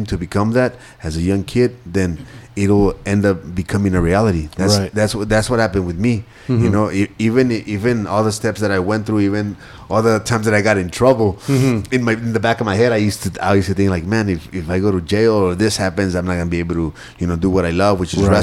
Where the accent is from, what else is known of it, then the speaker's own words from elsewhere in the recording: Ciudad Juárez, Chihuahua, Mexico; I was born and raised in El Segundo Barrio, in Ciudad Juarez